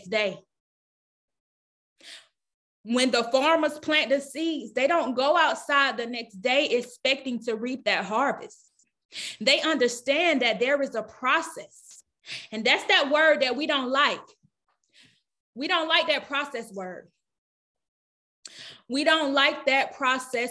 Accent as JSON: {"language": "English", "region": "the South", "country": "United States", "said": "I'm from the South"}